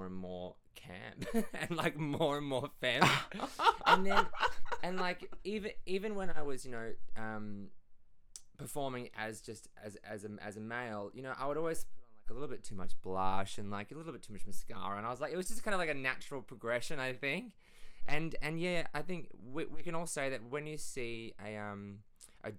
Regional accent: Perth, Western Australia, Australia; born or raised there; moved away as an adult; also born or lived in Hunua, New Zealand; now in Melbourne, Australia

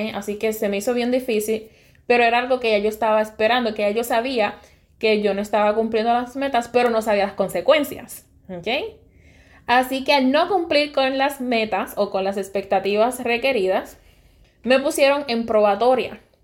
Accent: Sabana Grande, Puerto Rico; Soy de Puerto Rico, nací y me crié en el área oeste de Puerto Rico. Me crié en un pueblo humilde, mi bello pueblo, ciudad petatera, Sabana Grande

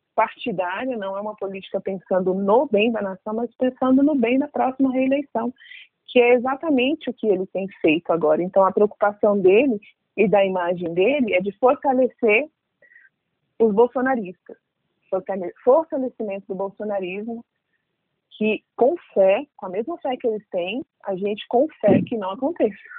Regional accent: Brazil; pouquíssimos lugares nos aceitam como brasileiros

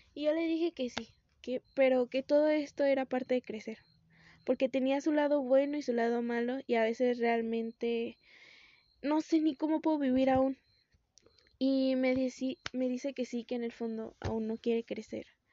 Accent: Morelia, Michoacán, Mexico; soy de México, de Morelia

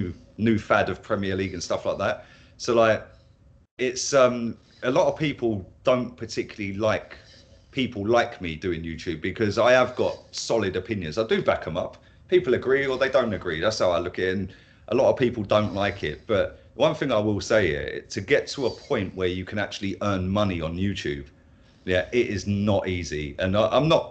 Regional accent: Milton Keynes, South East England, United Kingdom; moved away as an adult; now in Spain; I'm originally from Milton Keynes, just north of London, about 40 miles north of London

